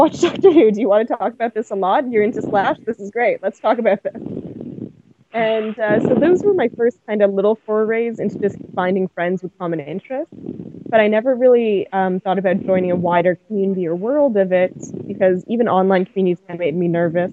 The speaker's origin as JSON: {"language": "English", "town": "Winnipeg", "region": "Manitoba", "country": "Canada", "tie": "born or raised there", "moved": "yes", "said": "I've moved back to my hometown of Winnipeg"}